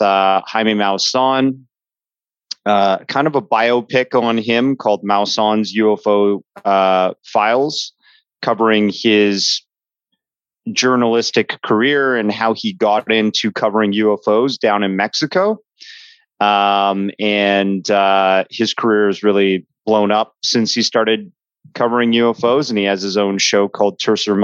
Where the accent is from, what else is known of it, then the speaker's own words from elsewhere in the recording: Toronto, Ontario, Canada; I am a Canadian dude. I herald from Toronto, Ontario, Canada